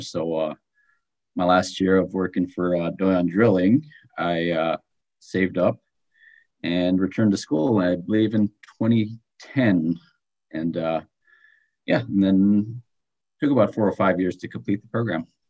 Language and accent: English; Galena, Alaska, United States; also born or lived in Wasilla, Alaska; my hometown is Galena, Alaska